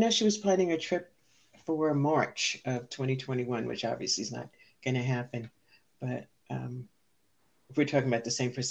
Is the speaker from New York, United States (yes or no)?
yes; New York City, New York, United States; moved away as an adult; also born or lived in Senegal; was born and raised in the Bronx